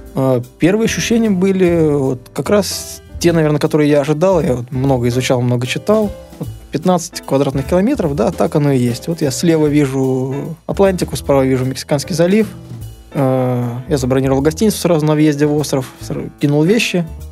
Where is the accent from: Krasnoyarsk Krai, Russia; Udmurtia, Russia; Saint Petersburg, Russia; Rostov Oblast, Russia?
Saint Petersburg, Russia; Я вот из России, из Санкт-Петербурга